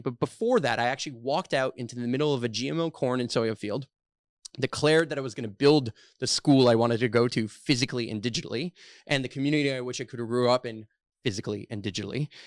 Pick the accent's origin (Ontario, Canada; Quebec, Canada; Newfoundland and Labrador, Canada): Quebec, Canada; Montreal; I'm born and raised here in Montreal